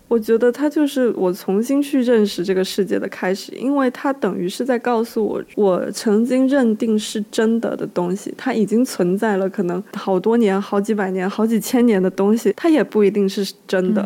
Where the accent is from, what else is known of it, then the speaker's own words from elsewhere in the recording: Guangdong, China; 我是潮汕人嘛，然后潮汕是一个非常的，呃，有一点点迷信， 其实是挺迷信，同时也很比较封建，就是重男轻女的观念非常严重